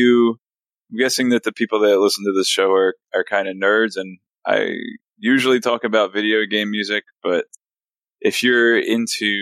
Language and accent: English; Philadelphia, Pennsylvania, United States; my hometown of Philadelphia